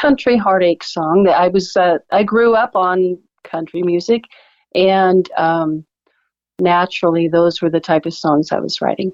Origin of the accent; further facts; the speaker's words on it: Alaska, United States; now in Oklahoma, United States; I grew up in Alaska